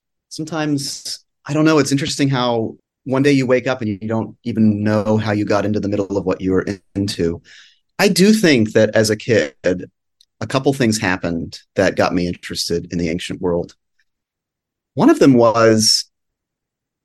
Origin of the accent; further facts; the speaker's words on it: Florida, United States; growing up in Florida